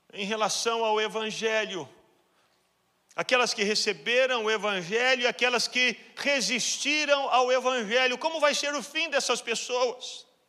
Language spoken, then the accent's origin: Portuguese; Brazil; moved away; todos nós que estamos aqui, que somos brasileiros